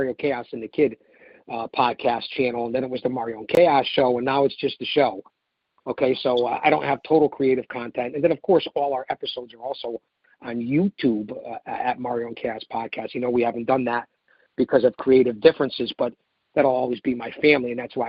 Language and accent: English; United States; I'm an American, United States of America